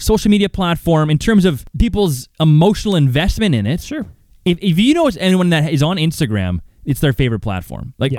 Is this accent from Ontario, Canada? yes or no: no; Calgary, Alberta, Canada; growing up in Calgary, Banff is just down the street